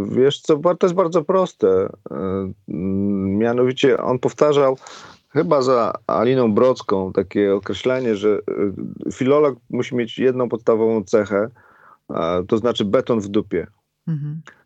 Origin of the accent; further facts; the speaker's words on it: a village near Cieszyn, between Bielsko and Cieszyn, Silesian Voivodeship, Poland; accent: Cieszyn Silesian dialect; moved away; ja byłem, wiesz, niedaleko Cieszyna, między Bielskiem a Cieszynem